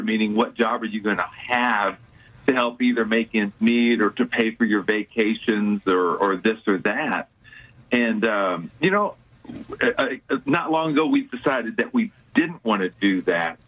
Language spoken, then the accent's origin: English; Houston, Texas, United States; I grew up in the Houston area, so I've been here uh, over 50 years